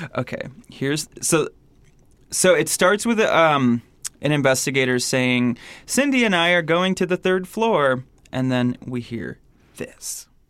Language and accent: English; Michigan, United States; moved away; I'm from Michigan